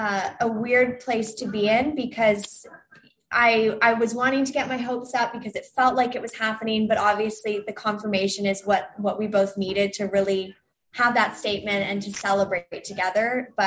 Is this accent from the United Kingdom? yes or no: yes; England, United Kingdom; accent: Canadian; And I grew up skating, despite my accent, the Canadian accent, I grew up skating in England.